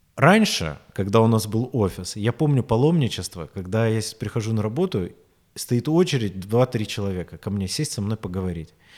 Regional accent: Rostov-on-Don, Rostov Oblast, Russia; also born or lived in Moscow; я возвращаюсь в Ростов

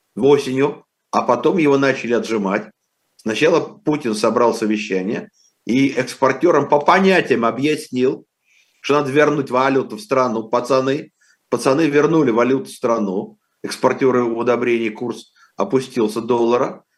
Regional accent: Moscow, Russia; я вырос в 50-х годах в Москве

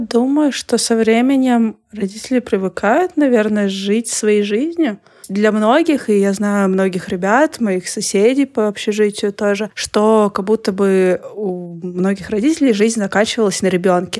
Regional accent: Krasnoyarsk, Krasnoyarsk Krai, Russia; moved away as an adult; now in Saint Petersburg, Russia; Я не скучаю по своему вот этому Красноярску

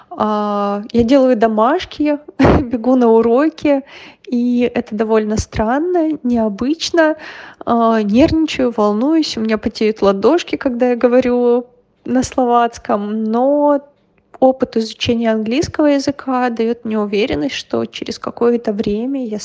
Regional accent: Russia; я из России.

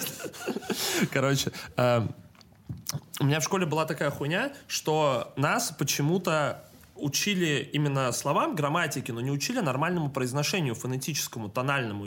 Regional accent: Saint Petersburg, Russia; я питерский

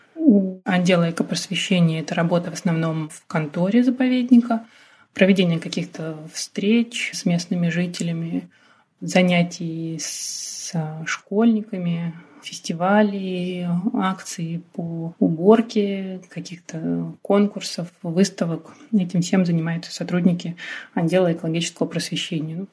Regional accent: Rostov Oblast, Russia; moved away as an adult; now in Chukotka, Russia; я выросла в Ростовской области

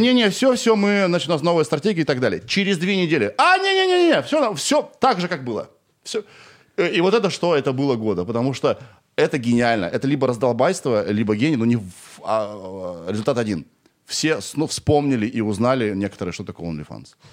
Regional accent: Kirov, Kirov Oblast, Russia; moved away as an adult; я сам из Кирова и до двадцати пяти

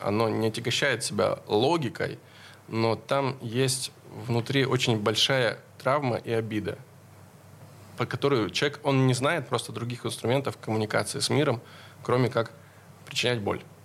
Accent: Veliky Novgorod, Novgorod Oblast, Russia; Мы оба из Великого Новгорода

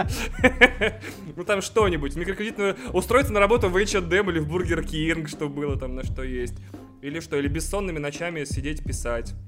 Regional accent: Russia; now in Moscow, Russia; И вообще из Бубенской области

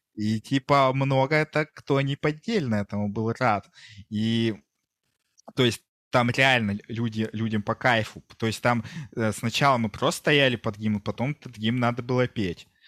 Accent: Kungur, Perm Krai, Russia; also born or lived in Yekaterinburg; now in Hungary; сам я а. из Кунгура. Я, получается, вот родился в Кунгуре

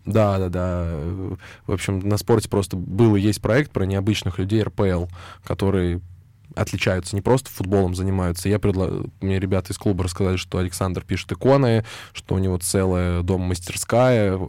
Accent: Moscow, Russia; я из Москвы

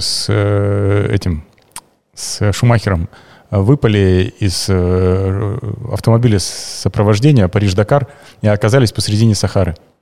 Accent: Kemerovo, Kemerovo Oblast, Russia; я родился в Кемерово на 87-м

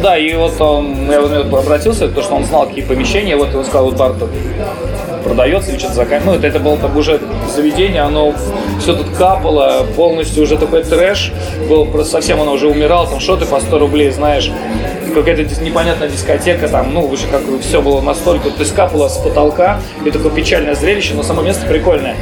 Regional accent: Slantsy, Leningrad Oblast, Russia; moved away as an adult; also born or lived in Siberia; now in Saint Petersburg, Russia; я из Сланцев, я в Сибири родился, а в Ленобласти город Сланцы есть

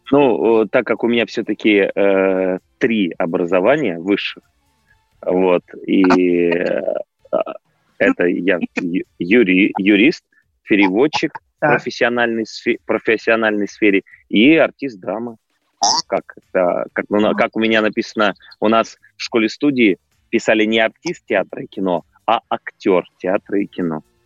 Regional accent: Tomsk, Tomsk Oblast, Russia; now in Moscow, Russia; Я наконец-то привез э, спектакль а, в Томск, э, в родной

